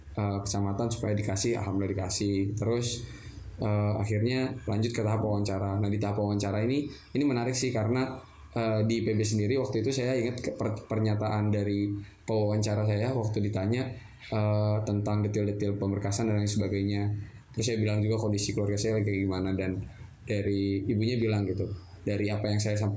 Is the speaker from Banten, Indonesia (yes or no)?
no; Bandung, West Java, Indonesia; Saya lahir di Bandung